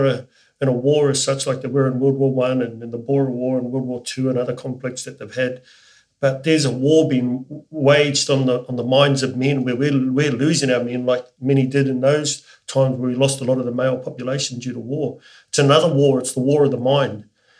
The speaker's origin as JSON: {"language": "English", "country": "New Zealand", "moved": "yes", "lives_now": "Australia", "said": "It's the most special day being a New Zealander living in Australia."}